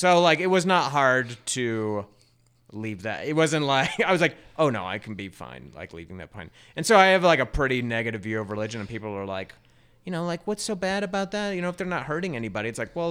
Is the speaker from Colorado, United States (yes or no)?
yes; Denver, Colorado, United States; also born or lived in Littleton; In Denver, Central Denver.